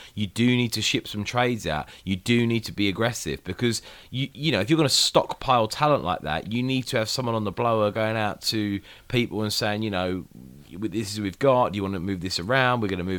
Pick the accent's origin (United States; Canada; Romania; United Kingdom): United Kingdom; London; I'm from North London